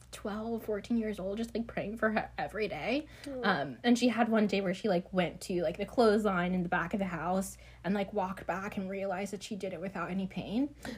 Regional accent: Virginia, United States

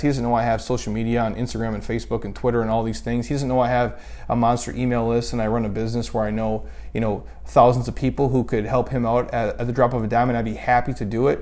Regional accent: Minnesota, United States; When I was a kid, again, we grew up in Minnesota, freezing cold

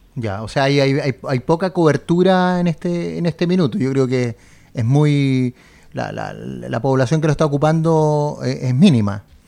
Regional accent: Chile; somos poco los chilenos

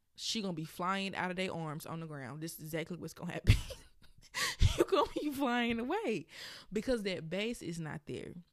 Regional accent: Birmingham, Alabama, United States; if you hear my accent come out, it is because I am from Birmingham, Alabama.

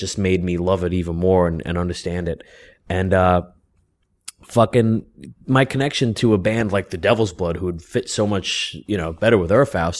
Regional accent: New York City, New York, United States; I grew up in South Ozone Park.

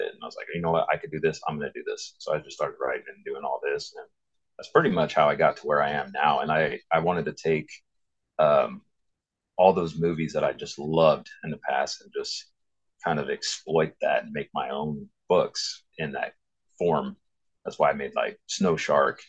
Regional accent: Santa Clara, California, United States; moved away as an adult; now in Washington, United States; I was born Santa Clara, California. And moved up to Washington like 27 years later

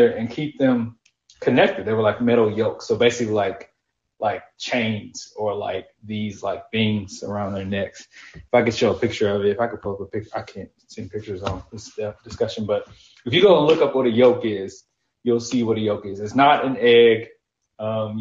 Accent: Nashville, Tennessee, United States; I'm from Antioch, Tennessee, aka Nashville. Born and raised, been living here my whole life

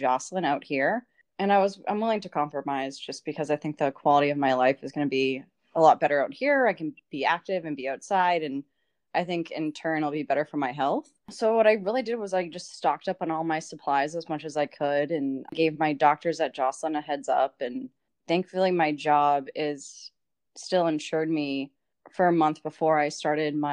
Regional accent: Boston, Massachusetts, United States; moved away as an adult; now in Los Angeles, United States; I'm from Boston, Mass.

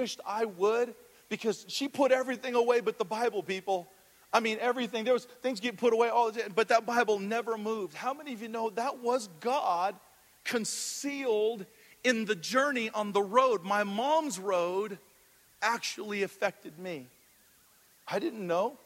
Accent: Hawaii, United States; moved away; coming from the islands, I'm from Hawaii originally

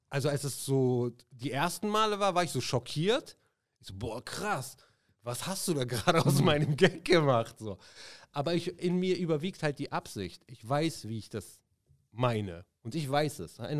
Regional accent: Morocco; ich bin ja Marokkaner sozusagen

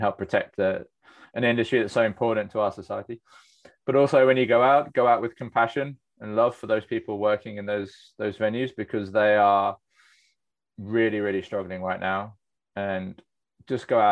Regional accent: Cornwall, South West England, United Kingdom; I grew up in Cornwall

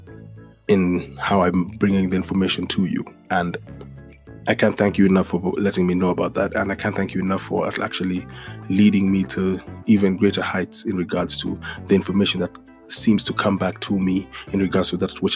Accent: Kenya; the same Saturday morning cartoons I'd watch in Kenya were the same Saturday morning cartoons I'd watch in the States

